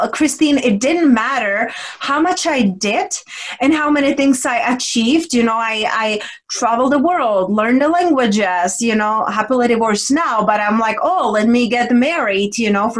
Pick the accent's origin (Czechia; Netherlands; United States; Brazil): Czechia; English is a second language; moved away as an adult; also born or lived in London / Spain; I was raised and born in Czech Republic. And then when I was 20, I moved to London, then Spain. So right now I'm like a mixture of all